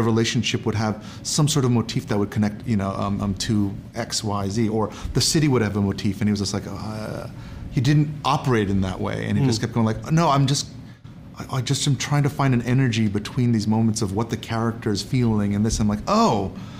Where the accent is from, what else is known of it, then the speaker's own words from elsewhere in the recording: New York, United States; I was born in New York.